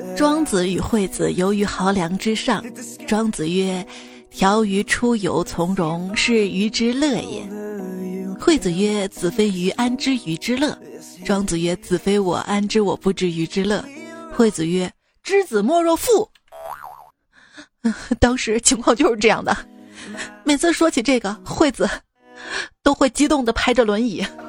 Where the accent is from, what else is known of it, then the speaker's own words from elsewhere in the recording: Shaanxi, China; 我是陕西人，我都不知道耶